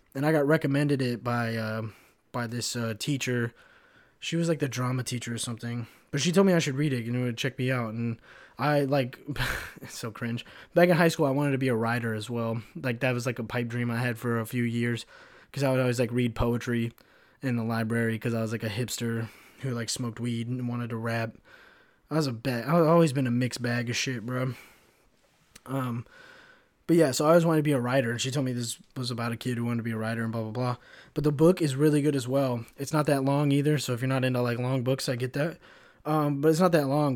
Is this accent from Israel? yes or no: no; Kentucky, United States; moved away as an adult; also born or lived in Chicago; now in Florida, United States; when I was growing up in Kentucky